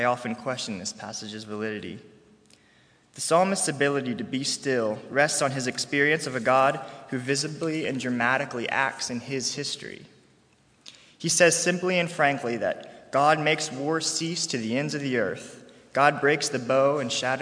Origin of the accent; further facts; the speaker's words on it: Harrisonburg, Virginia, United States; I'm a senior from Harrisonburg, Virginia